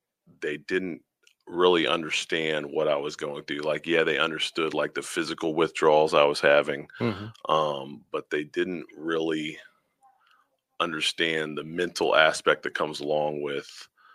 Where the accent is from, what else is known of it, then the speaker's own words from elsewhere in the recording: Virginia, United States; I grew up in a military family, so I'm from a little of everywhere, but since I was about 12 years old, I've been in the state of Virginia.